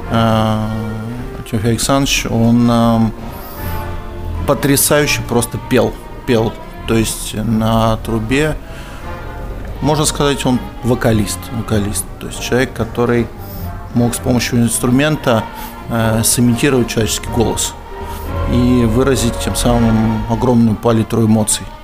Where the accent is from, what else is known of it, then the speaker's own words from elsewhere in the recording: Krasnoyarsk, Krasnoyarsk Krai, Russia; Да, из Красноярска.